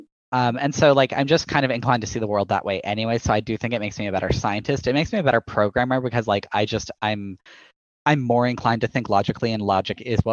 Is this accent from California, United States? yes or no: no; Texas, United States; I'm from Texas